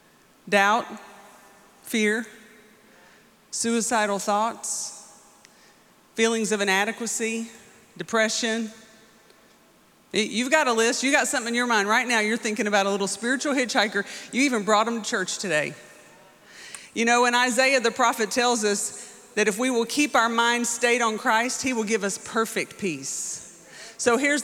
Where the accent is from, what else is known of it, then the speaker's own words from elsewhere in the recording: Muskogee, Oklahoma, United States; I'm from Muskogee.